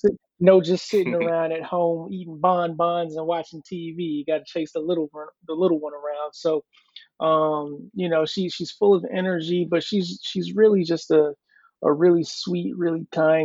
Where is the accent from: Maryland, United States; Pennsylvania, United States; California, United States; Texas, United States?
Maryland, United States; Mitchellville; also born or lived in Hampton, Virginia; now in Virginia Beach, United States; I'm originally from Mitchellville, Maryland